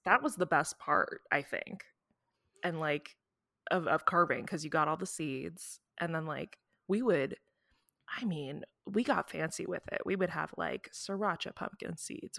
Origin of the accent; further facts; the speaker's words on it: Midwest, United States; we're both from the Midwest